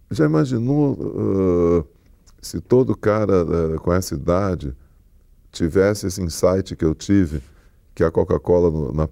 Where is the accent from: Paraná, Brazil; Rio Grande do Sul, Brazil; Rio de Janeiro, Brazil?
Rio de Janeiro, Brazil; Aquele prédio Copamar, de Copacabana, aquilo é a minha vida, é onde eu me criei, é tudo que eu gosto, sabe?